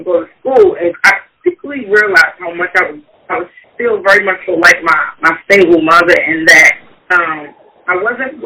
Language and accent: English; Baltimore, Maryland, United States; Raised on the east side of Baltimore. Went to Baltimore City Public Schools.